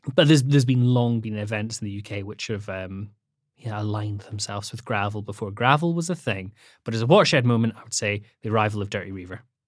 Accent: the Highlands, Scotland, United Kingdom; also born or lived in Edinburgh; I grew up in the Highlands in Scotland

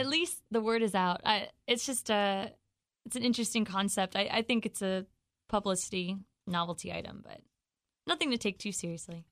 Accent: Raleigh, North Carolina, United States; I'm from Raleigh.

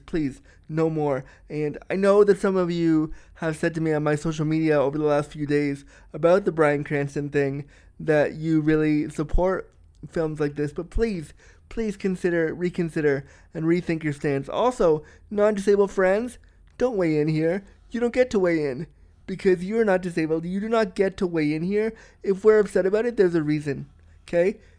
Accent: Toronto, Ontario, Canada; my hometown of Toronto

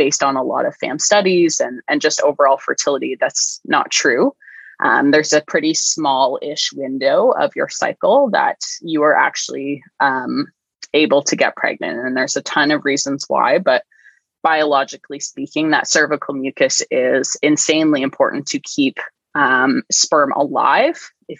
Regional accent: Canada; So I'm Canadian.

